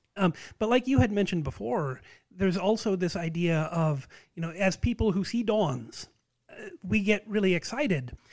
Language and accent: English; United States; as an American